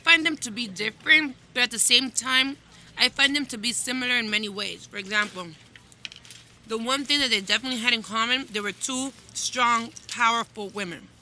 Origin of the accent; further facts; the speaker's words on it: Miami, Florida, United States; born and raised in Miami